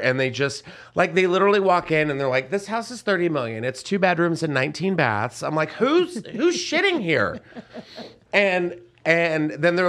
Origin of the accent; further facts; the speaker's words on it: San Antonio, Texas, United States; San Antonio.